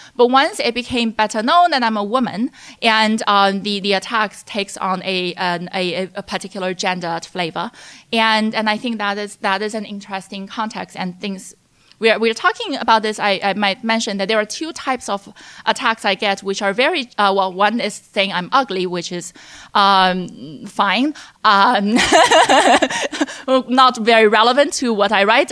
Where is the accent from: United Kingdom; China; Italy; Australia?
China; Hefei, Anhui; moved away as an adult; also born or lived in Chicago, United States; I was born in Anhui, Hefei, and which was also Yang Zhenning's hometown. And I say that Yang and I went to the same high school